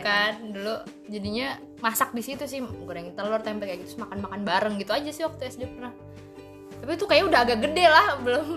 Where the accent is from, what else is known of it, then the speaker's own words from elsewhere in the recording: West Java, Indonesia; moved away; aku dulu di Jawa Barat